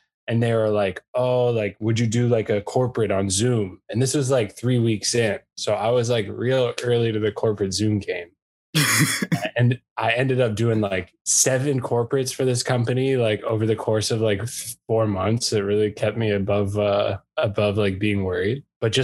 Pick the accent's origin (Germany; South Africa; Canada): Canada; moved away as an adult; now in United States; I'm Canadian